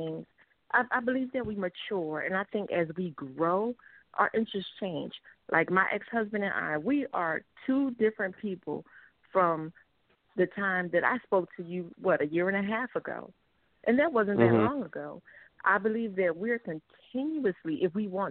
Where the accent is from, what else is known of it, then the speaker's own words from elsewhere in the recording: Philadelphia, Pennsylvania, United States; moved away as an adult; also born or lived in Norfolk, Virginia / South Carolina / Yokohama, Japan; now in Georgia, United States; I'm born and raised in Philadelphia